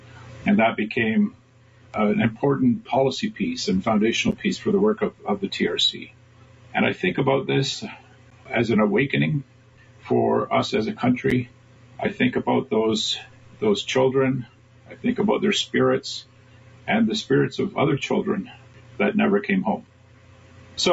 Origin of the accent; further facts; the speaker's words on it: Six Nations of the Grand River, Ontario, Canada; I'm from the Bear Clan. I'm Mohawk and Ojibwe, and I'm a resident and member here at Six Nations of the Grand River near Brantford, Ontario.